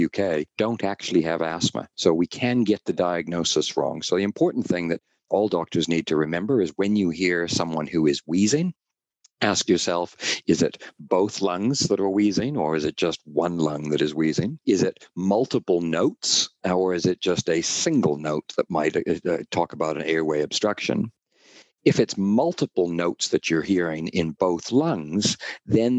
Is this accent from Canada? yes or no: yes; Canada; accent: North American; now in Auckland, New Zealand; I am from Canada originally